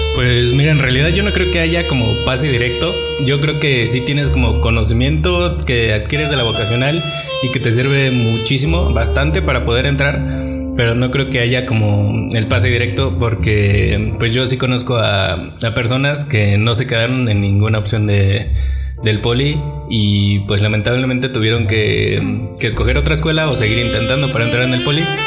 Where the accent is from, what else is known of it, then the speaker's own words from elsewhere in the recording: Mexico City, Mexico; soy efectivamente de la Ciudad de México